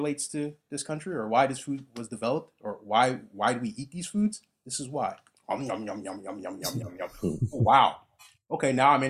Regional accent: United States; I'm American

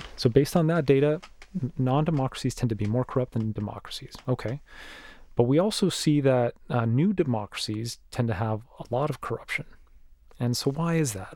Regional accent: Mexico; moved away; my home country of Mexico

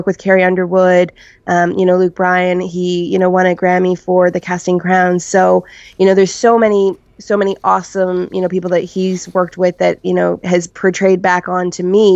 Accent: Barrie, Ontario, Canada; my hometown of Barrie, Ontario

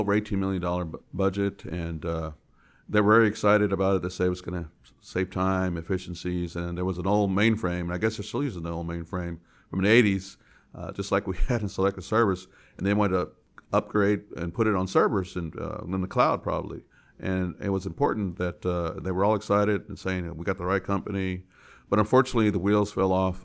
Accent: San Antonio, Texas, United States; I was born and raised in San Antonio

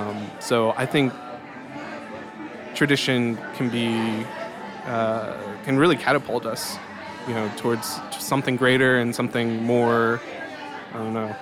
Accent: United States; growing up in America, like I don't even speak the language.

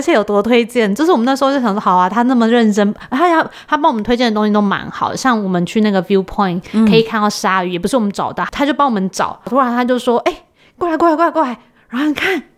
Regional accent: Taiwan; 因为我们台湾人真的是非常热心

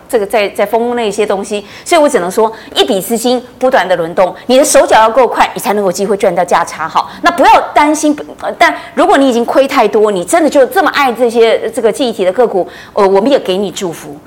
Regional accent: Taiwan; 我们台湾这边

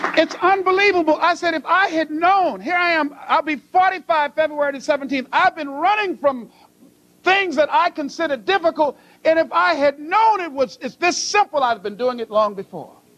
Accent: Miami, Florida, United States; I was born in Liberty City

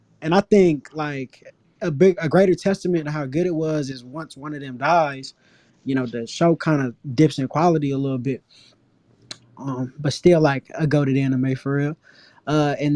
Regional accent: Northern California, United States; now in San Diego, United States; I'm from California. I'm from Northern California. But right now I'm living in San Diego

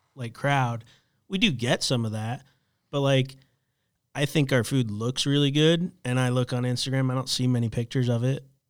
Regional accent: Florida, United States; also born or lived in New Orleans; now in Charlotte, United States; I grew up in Florida.

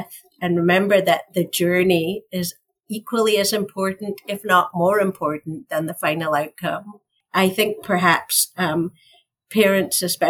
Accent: Scotland, United Kingdom; moved away as an adult; now in United States; So I'm from Scotland. Sometimes it feels like I'm from another planet, but it's only Scotland. I've lived here for over 30 years

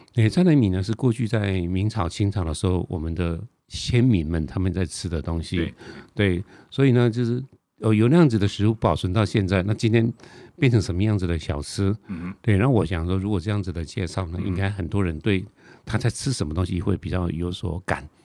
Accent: Taiwan; also born or lived in Tainan; 我们台湾人就傻傻地以为说是荷兰人

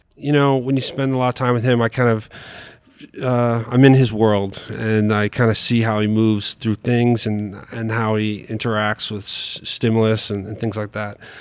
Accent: New York City, New York, United States; moved away as an adult; also born or lived in Albuquerque, New Mexico; I grew up in New York City

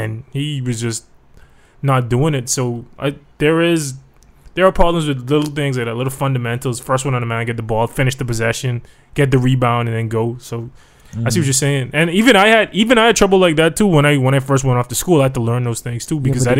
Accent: Jamaica; now in Bahamas; But I'm a Jamaican.

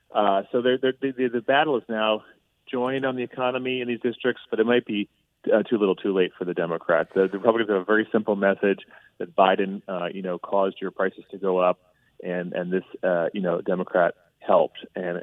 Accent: New Jersey, United States; also born or lived in Pennsylvania; I'm originally from New Jersey. I spent some time in Pennsylvania.

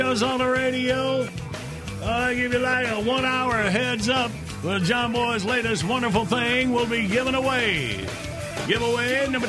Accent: Graham, North Carolina, United States; I'm from Graham.

